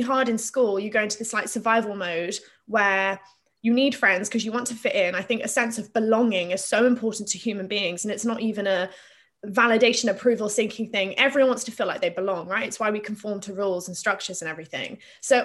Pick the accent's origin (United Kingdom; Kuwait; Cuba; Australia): United Kingdom; Plymouth, South West England; I grew up in Plymouth in Devon